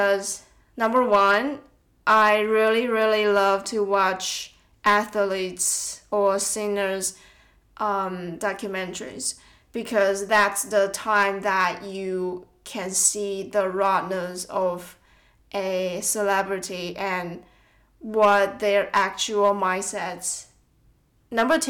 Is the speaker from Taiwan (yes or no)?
yes; Tainan, Taiwan; moved away as an adult; now in Melbourne, Australia; back in Taiwan, in my hometown, when my relatives or friends want to visit Tainan, my hometown